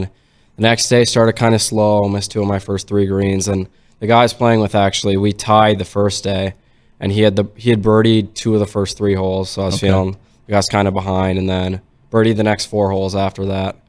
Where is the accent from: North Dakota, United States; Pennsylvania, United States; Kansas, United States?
North Dakota, United States; Fargo; I'm from Fargo originally. I've lived in South Fargo my whole life.